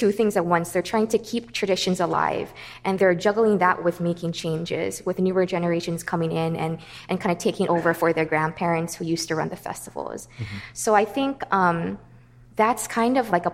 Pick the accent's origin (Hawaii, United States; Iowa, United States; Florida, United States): Hawaii, United States; many kids growing up in Hawaii, I grew up in a multi-generational home